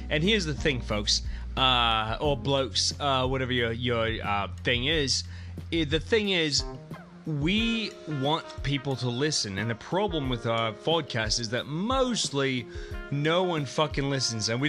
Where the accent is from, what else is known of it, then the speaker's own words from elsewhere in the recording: Canada; because we're Canadian, so we always give up our rights.